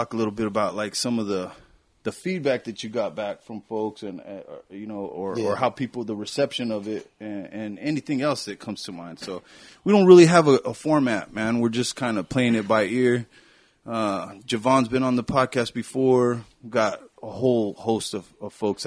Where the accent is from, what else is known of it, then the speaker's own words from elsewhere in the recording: New Mexico, United States; now in Kansas City, United States; I'm from New Mexico